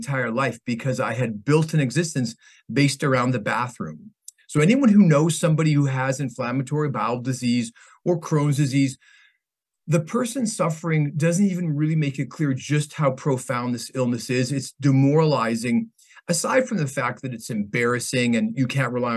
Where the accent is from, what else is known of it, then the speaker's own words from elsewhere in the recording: Canada; moved away as an adult; also born or lived in Vancouver, British Columbia / Ontario; now in Manhattan Beach, United States; I was originally from Canada, or am originally from Canada